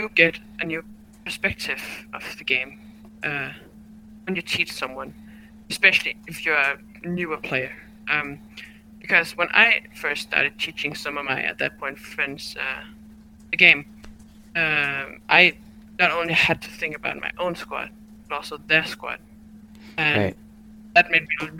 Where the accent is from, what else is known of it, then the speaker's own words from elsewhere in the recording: Denmark; I'm from Denmark.